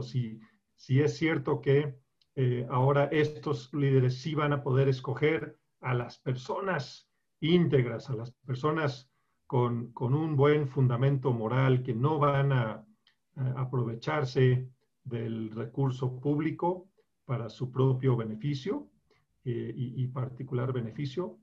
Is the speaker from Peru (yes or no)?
no; Colombia; also born or lived in Bogotá, Colombia / Bucaramanga, Colombia / Chicago, United States; now in Mexico; me crié en, en Colombia, en Bogotá y en Bucaramanga